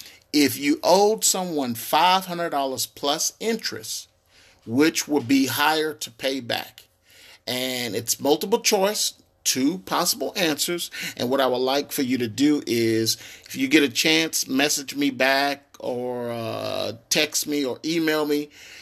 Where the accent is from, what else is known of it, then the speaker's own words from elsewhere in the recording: Tyler, Texas, United States; See, when I was growing up in Tyler, Texas, there was no one coming across giving out advice, not even at school. And I went to a private school in Tyler, Texas